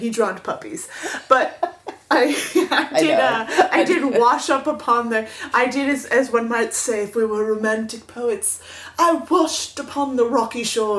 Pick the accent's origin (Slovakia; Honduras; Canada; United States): United States; Florida; moved away; I'm from Florida and I'm stupid and I know no better. And I am 44 and breakable.